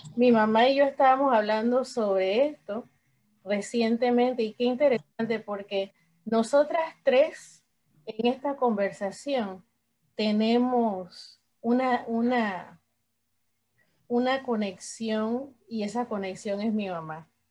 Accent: Panama; somos tres panameñas en esta conversación

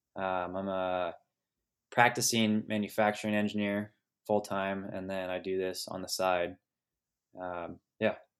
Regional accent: Sonoma Valley, California, United States; I was born and raised in Sonoma Valley, California, uh, which is just west of Napa Valley, wine country

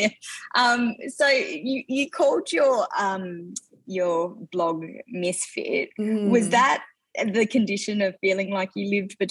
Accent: Australia; I'm Greek Australian. I'm third generation Greek Australian.

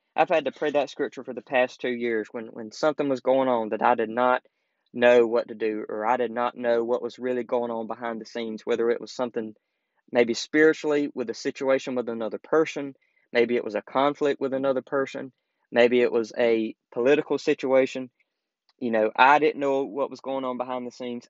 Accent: the South, United States; growing up in the South, you know, it's kind of the, still in a way, still kind of the Bible Belt.

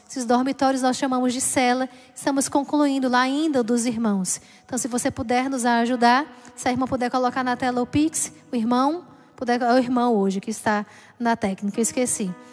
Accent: Pernambuco, Brazil; moved away; Aqui é Nordeste, é, perdão. Mas lá de Pernambuco, da minha terra.

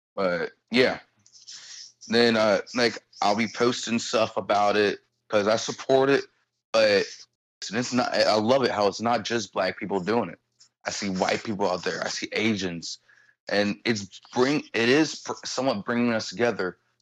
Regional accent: Cincinnati, Ohio, United States; I grew up in Delhi, born and raised

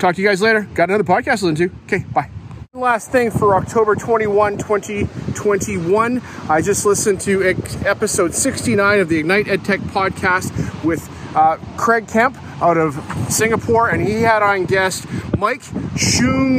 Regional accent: Canada; being a Canadian kid watching Canadian football

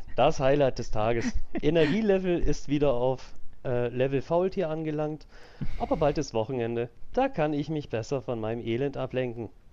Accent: Switzerland; bei uns in der Schweiz

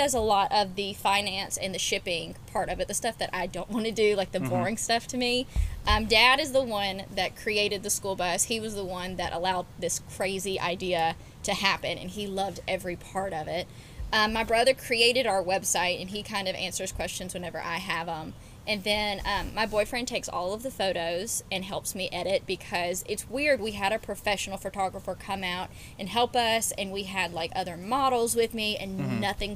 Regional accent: Auburn, Alabama, United States; I grew up in Auburn, Alabama. I've been here since I was 5 years old

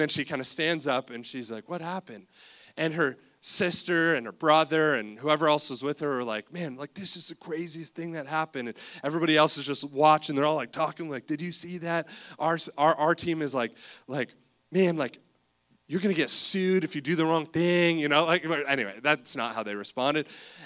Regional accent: Cobourg, Ontario, Canada; we grew up in Cobourg, Ontario

